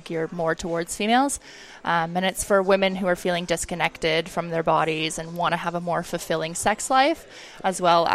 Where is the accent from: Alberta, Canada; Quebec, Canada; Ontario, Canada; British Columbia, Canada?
Ontario, Canada; Oakville; moved away as an adult; also born or lived in New Zealand; now in Australia; I grew up in Toronto, or just outside of Toronto in Oakville.